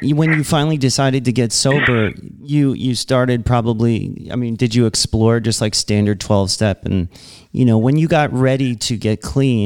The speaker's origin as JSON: {"language": "English", "region": "New York", "country": "United States", "said": "I'm very myopic as a New Yorker"}